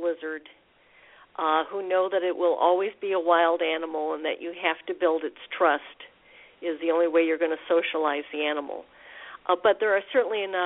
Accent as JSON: {"language": "English", "region": "Illinois", "country": "United States", "also_born_or_lived": "New Jersey", "moved": "as an adult", "said": "I'm from Illinois originally."}